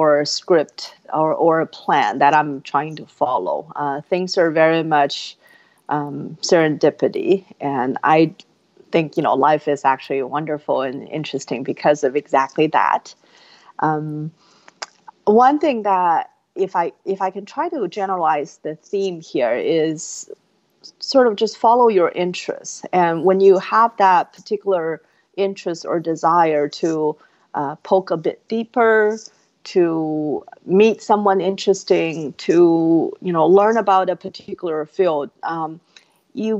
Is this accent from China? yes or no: yes; Inner Mongolia, China; moved away as an adult; now in United States; I was born and raised in China. I was from a remote province called Inner Mongolia